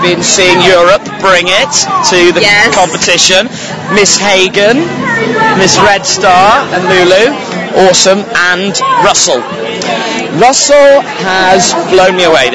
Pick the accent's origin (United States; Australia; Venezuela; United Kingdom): United Kingdom; England; from Jolly Old England